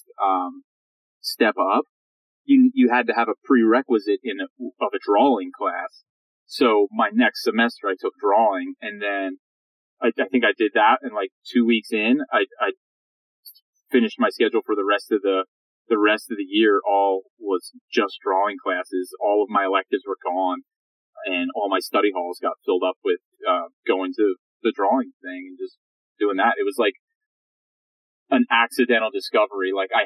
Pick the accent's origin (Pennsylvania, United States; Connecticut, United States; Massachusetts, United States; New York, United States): Pennsylvania, United States; now in San Francisco, United States; I'm from Pennsylvania, outside of Pennsylvania, Pennsylvania Dutch